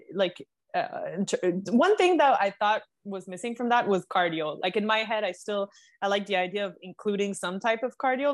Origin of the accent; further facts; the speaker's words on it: Canada; moved away as an adult; now in United States; being a Canadian